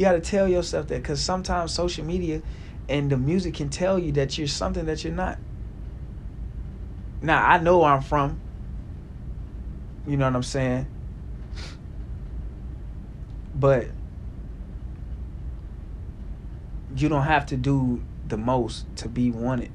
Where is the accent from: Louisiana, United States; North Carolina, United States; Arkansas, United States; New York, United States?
Arkansas, United States; Little Rock; moved away; I grew up around Greg Bailey, you know, that was my guy back in the day when I was in Little Rock